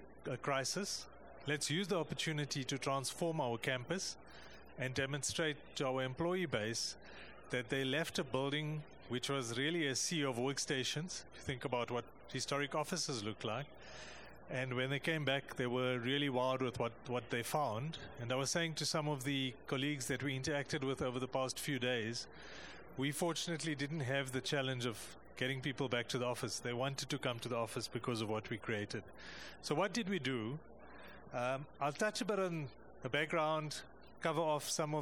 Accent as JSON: {"language": "English", "country": "South Africa", "said": "I come from South Africa."}